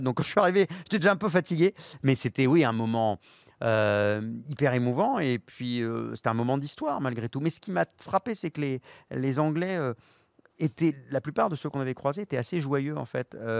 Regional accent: France

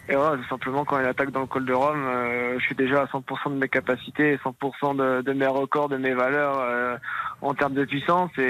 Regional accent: Brittany, France; même si en tant que bon breton et puis en breton, les conditions climatiques ne m'ont pas forcément dérangé

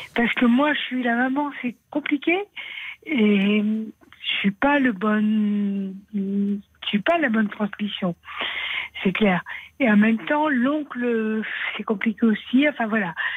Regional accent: Aveyron, Occitania, France; je suis de l'Aveyron

